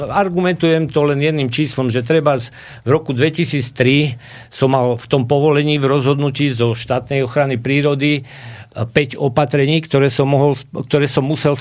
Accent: Telgárt, Banská Bystrica Region, Slovakia; u nás na Telgarte

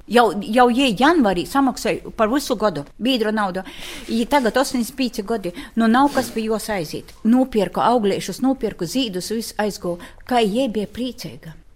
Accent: Latgale, Latvia; accent: Latgalian; Ai, izreiz saka, baba, tu esi latgalī. Runāju latgaliski. Man aizroda uzreiz.

